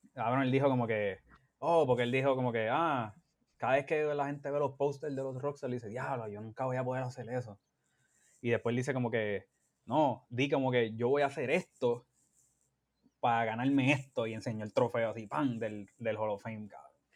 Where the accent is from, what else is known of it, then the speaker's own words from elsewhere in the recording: Bayamón, Puerto Rico; moved away as an adult; also born or lived in San Juan, Puerto Rico / Carolina, Puerto Rico; now in United States; criado en las entrañas de la ciudad de Bayamón